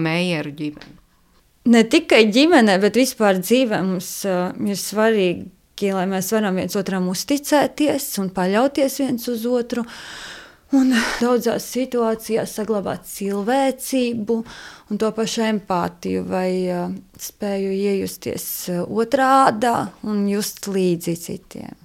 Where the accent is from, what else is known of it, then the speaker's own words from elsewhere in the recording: Latvia; Mēs esam latvieši, mēs uh, ar savu darbu, ar savām jūtām, ar savu sirdi esam latvieši